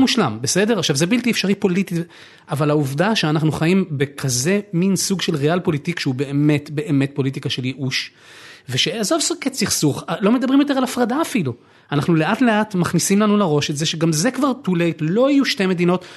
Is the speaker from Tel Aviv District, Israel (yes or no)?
yes; Tel Aviv, Tel Aviv District, Israel; now in Givatayim, Israel; אני נולדתי בתל אביב